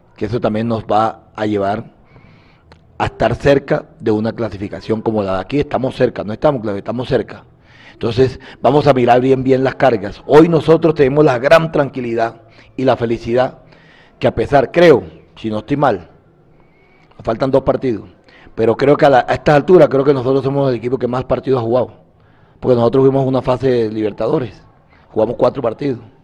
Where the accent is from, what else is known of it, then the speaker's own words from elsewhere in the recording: Colombia; Nosotros indudablemente somos colombianos